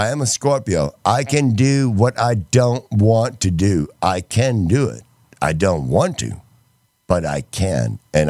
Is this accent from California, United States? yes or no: no; Texas, United States; also born or lived in Connecticut; I was born in Connecticut and I was raised in Texas